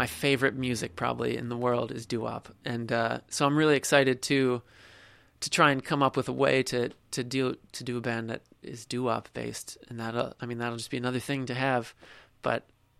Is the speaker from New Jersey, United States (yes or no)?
yes; New Jersey, United States; now in New York City, United States; I'm from South Jersey